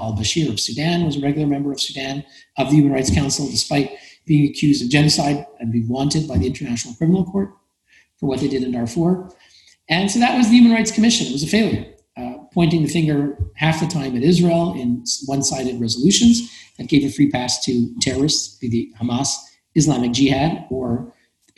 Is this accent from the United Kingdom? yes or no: no; Canada; I'm Canadian. My country, Canada